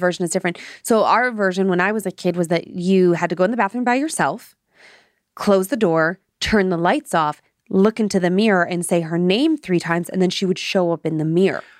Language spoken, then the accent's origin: English; Midwest, United States; I am from the Midwest, and we say Appalachian.